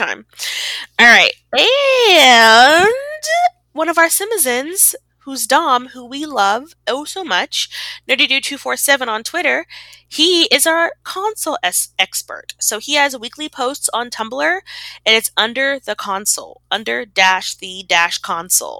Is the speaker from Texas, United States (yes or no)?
yes; Texas, United States; as a Texan